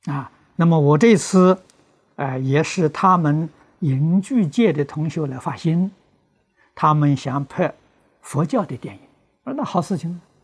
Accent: China; 我们中国人

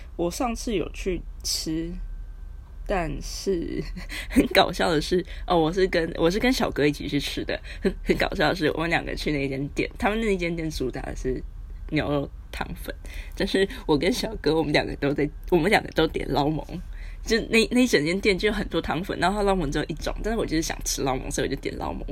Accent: Taiwan; moved away as an adult; now in Hong Kong; 我台湾来的孩子

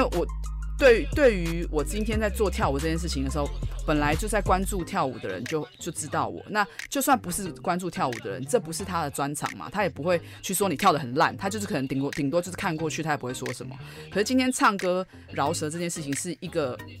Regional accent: Taipei, Taiwan; 我自己从在台北长大

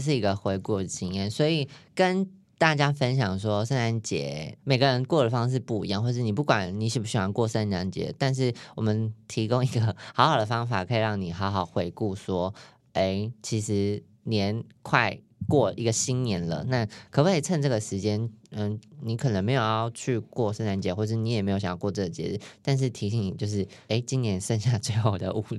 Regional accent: New Taipei, Taiwan; 所以我新北人对不起，但是我有去。

